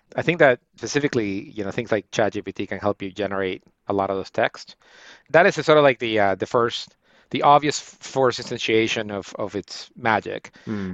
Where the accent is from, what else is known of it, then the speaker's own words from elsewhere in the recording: Guayaquil, Guayas, Ecuador; moved away as an adult; now in United States; I'm from uh, Guayaquil, Ecuador. It's uh, it's it's a portal town